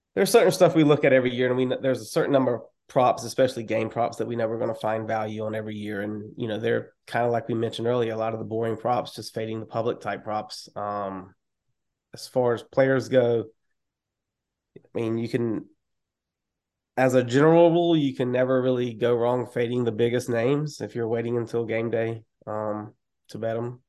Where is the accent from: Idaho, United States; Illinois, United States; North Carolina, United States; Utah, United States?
North Carolina, United States; I am from North Carolina